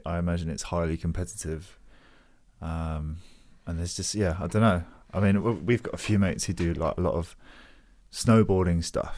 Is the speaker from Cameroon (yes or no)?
no; Hounslow, London, United Kingdom; I'm from Hounslow originally.